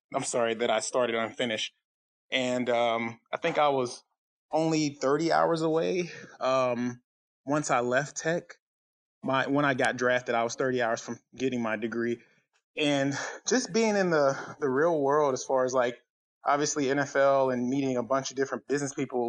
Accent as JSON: {"language": "English", "region": "South Carolina", "country": "United States", "said": "I'm from South Carolina"}